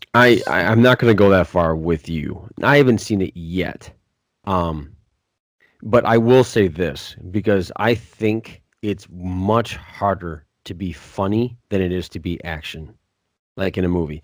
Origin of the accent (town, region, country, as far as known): Williams Bay, Wisconsin, United States; born or raised there